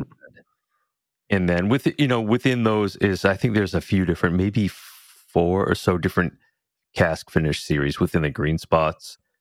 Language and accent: English; New England, United States; growing up in New England